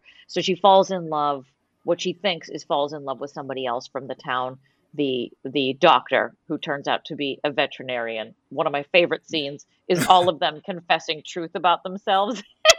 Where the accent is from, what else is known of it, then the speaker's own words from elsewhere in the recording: Boston, Massachusetts, United States; I was raised in Boston on canned goods